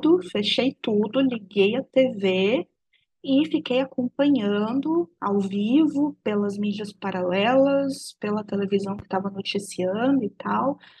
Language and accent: Portuguese; Brazil; isso foi tirado de mim enquanto brasileira, enquanto nação